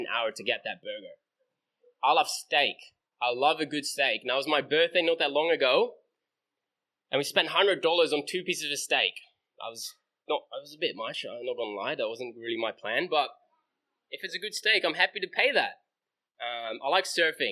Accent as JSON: {"language": "English", "country": "Netherlands", "tie": "born or raised there", "moved": "yes", "said": "It's where I grew up. I grew up in Holland."}